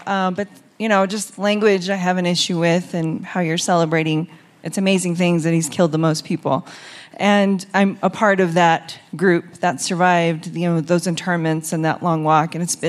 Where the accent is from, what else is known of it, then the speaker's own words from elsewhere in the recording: Navajo Nation, United States; I'm actually from the Navajo Nation.